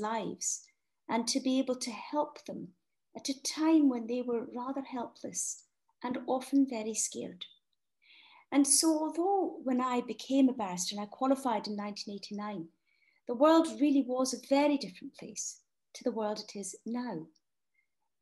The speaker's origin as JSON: {"language": "English", "region": "Scotland", "country": "United Kingdom", "tie": "born or raised there", "said": "growing up in Scotland with two parents, neither of whom are lawyers"}